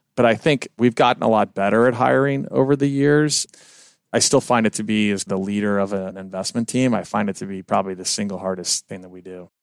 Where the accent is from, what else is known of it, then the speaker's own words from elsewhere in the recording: Kansas City, Missouri, United States; moved away; I'm originally from Kansas City